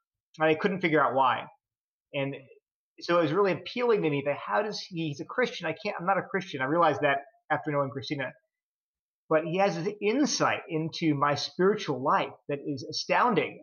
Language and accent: English; Delaware, United States; moved away as an adult; I grew up in Delaware on the East Coast